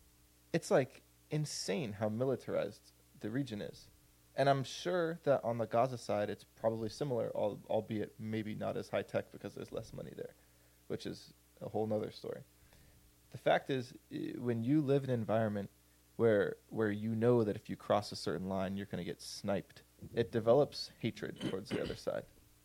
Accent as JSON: {"language": "English", "country": "United States", "said": "as an American, like, you never hear shit like that because we don't live in a part of the world where that's, like, a reality."}